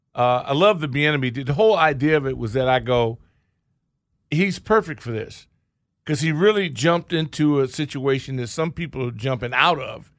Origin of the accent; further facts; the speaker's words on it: Orange County, California, United States; moved away; I grew up in Orange County, and I remember nothing but orange groves when we were in Tustin